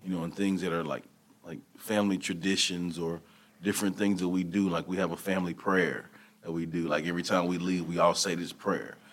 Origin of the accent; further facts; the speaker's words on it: Hearne, Texas, United States; moved away as an adult; also born or lived in Canyon, Texas / Conroe, Texas; I'm from Hearn, Texas, over by Bryan College Station, small area.